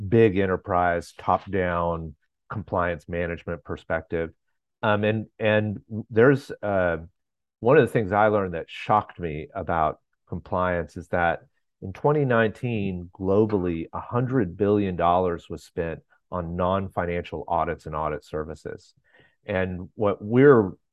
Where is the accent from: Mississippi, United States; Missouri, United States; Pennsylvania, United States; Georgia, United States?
Georgia, United States; Atlanta; I'm from Atlanta, Georgia